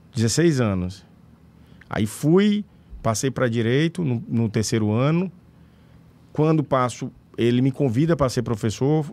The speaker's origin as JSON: {"language": "Portuguese", "town": "Pedro II", "region": "Piauí", "country": "Brazil", "tie": "born or raised there", "also_born_or_lived": "Teresina", "said": "Nasci em Pedro II, sou natural da cidade de Pedro II"}